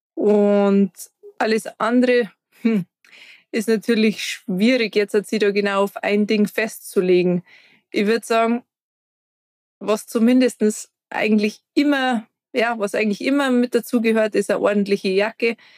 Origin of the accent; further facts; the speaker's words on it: Garmisch-Partenkirchen, Bavaria, Germany; ich komme aus Garmisch-Partenkirchen